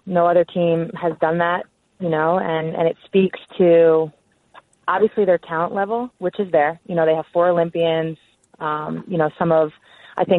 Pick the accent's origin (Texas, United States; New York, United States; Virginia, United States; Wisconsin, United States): New York, United States; I'm from New York. You know that, right? Don't let my UConn roots fool you. I'm actually from New York.